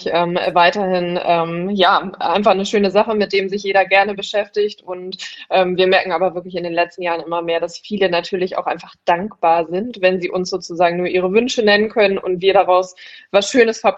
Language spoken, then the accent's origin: German; Hamburg, Germany; auf die Alster, äh, das ist immer so das, worauf man dann irgendwie als Hamburger immer hofft